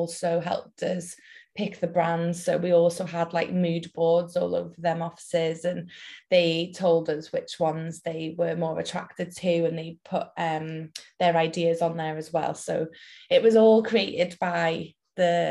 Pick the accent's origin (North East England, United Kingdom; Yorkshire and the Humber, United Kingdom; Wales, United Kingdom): Wales, United Kingdom; Welsh; moved away as an adult; now in Liverpool, United Kingdom; We're based in Liverpool, and I went to uni in Liverpool, but I'm Welsh